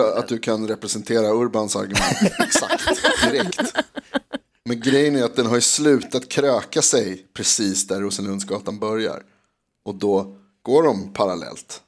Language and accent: Swedish; Stockholm, Stockholm County, Sweden; vi är från Stockholm